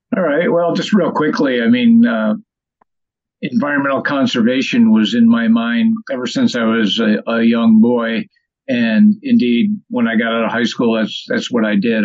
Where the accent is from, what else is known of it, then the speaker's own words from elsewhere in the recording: Delmar, New York, United States; also born or lived in Syracuse, New York; I'm originally from up here around Albany, from Delmar, New York. I lived probably half time in Syracuse